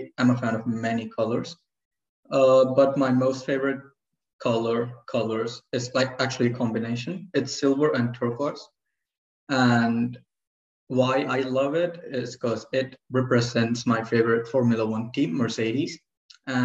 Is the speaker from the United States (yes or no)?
no; Cyprus; I'm from Cyprus.